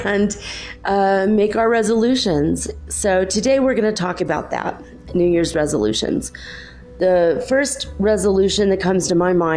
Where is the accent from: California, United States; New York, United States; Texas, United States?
California, United States; moved away as an adult; also born or lived in Minnesota; now in Cuenca, Ecuador; I am from originally California. I grew up in California and a little bit in Minnesota. And so that's where my accent's from